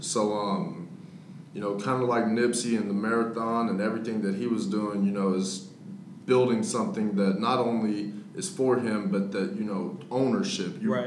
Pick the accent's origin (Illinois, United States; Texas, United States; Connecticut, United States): Texas, United States; Dallas; also born or lived in Victoria, Texas; I was born in Victoria, Texas. Yeah. Uh, some people may know, some people may not know where that's at, but it's down south. And then I came up to Dallas when I was in sixth grade